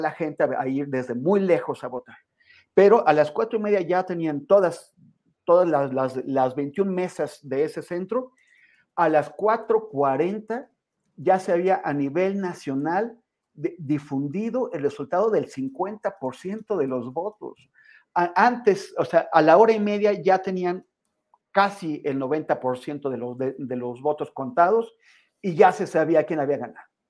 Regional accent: Mexico; siendo un mexicano

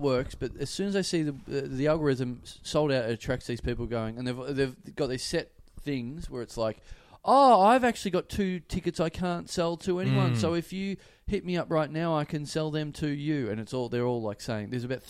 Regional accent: Perth, Western Australia, Australia; accent: Perth; my Perth accent.

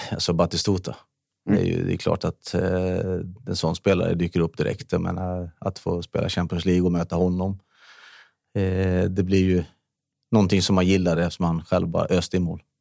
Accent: Borås, Västra Götaland, Sweden; moved away as an adult; now in Täby, Sweden; jag var uppväxt i Norrby

